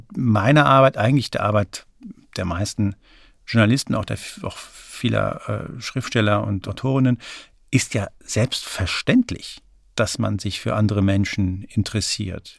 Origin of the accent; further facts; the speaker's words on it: Frankfurt, Hesse, Germany; now in Berlin, Germany; Ich bin in Frankfurt aufgewachsen